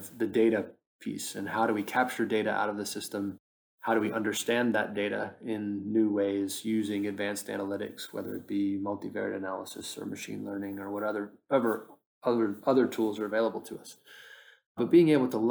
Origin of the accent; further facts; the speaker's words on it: United States; now in London, United Kingdom; as a American talking to you from London